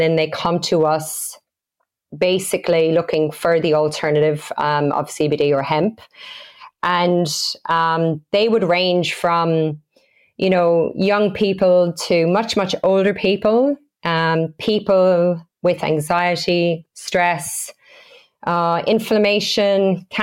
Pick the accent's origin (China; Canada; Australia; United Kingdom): Australia; moved away as an adult; now in Galway, Ireland; We came from Australia just 2.5 years ago, and we opened our first store in Galway City in November 2018.